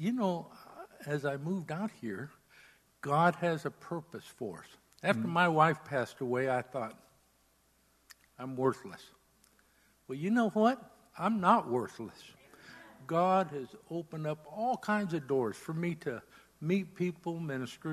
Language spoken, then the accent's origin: English; Southern California, United States; moved away as an adult; now in New Hampshire, United States; I'm from Southern California